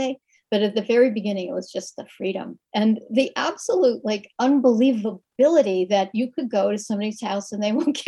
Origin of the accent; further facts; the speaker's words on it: Bridgeport, Connecticut, United States; I grew up near in Bridgeport, Connecticut, which is kind of on Long Island Sound. So it's Southern Connecticut, and it was a suburb